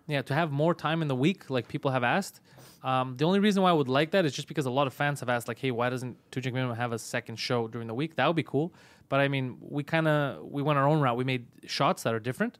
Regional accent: Canada

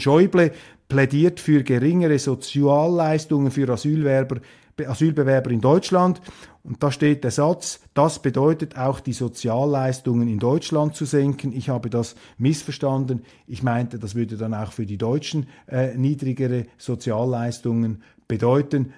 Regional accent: Switzerland; als Schweizer

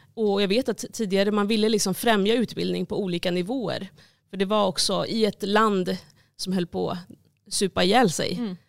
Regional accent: Stockholm, Stockholm County, Sweden; I den församling där jag växte upp

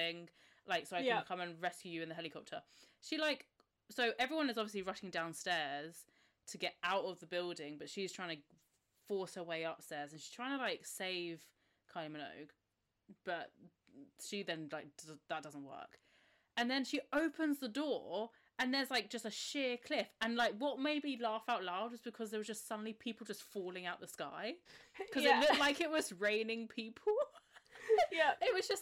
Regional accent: England, United Kingdom

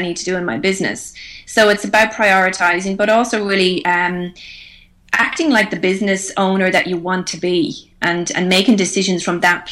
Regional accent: Ireland; moved away as an adult; now in Australia; we all learned Irish growing up

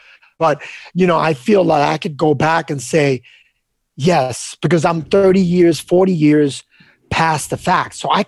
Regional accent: New York, United States; I grew up on the Lower East Side

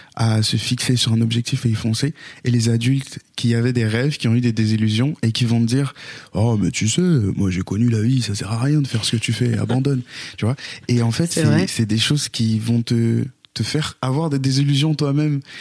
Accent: Haiti; je suis né en Haïti et chez les Haïtiens, le dernier

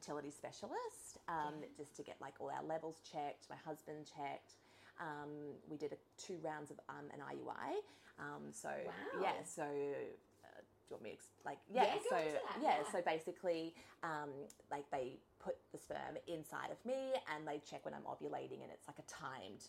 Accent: Sunshine Coast, Queensland, Australia; also born or lived in Brisbane; we're from the Sunshine Coast and my family are all here

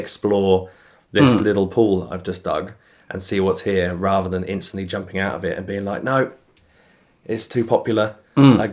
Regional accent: United Kingdom; I'm obviously being British

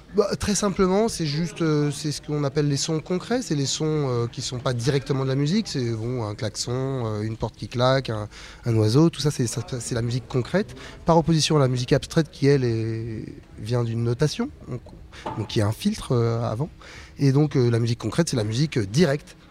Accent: Meudon, Île-de-France, France; also born or lived in Paris; je suis né en 76 à Paris. J'ai mon père qui est venu et ma mère qui sont venus euh, des Antilles euh, en 63 18 ans. Mon père est un agent de la RATP. On a grandi à Meudon, une banlieue bourge

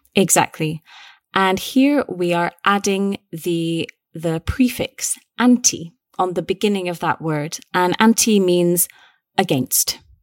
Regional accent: Scotland, United Kingdom; we're both British, we're both Scottish

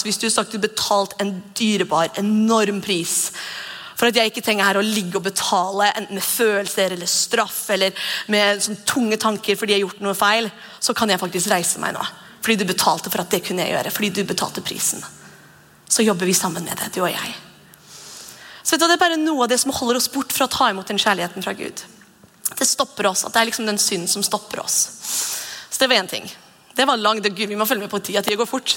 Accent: Norway; Vi er nordmenn

